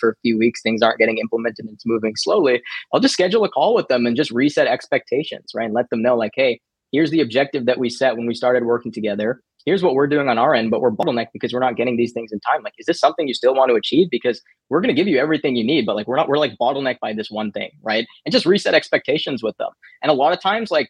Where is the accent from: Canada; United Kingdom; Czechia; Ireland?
Canada; I'm from Canada